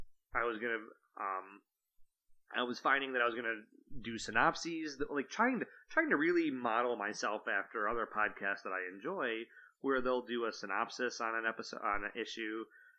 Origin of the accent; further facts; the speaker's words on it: Michigan, United States; also born or lived in Germany; I live in Michigan. I've lived here all my life. Although, interesting fact, I was born in Germany. My dad was in the military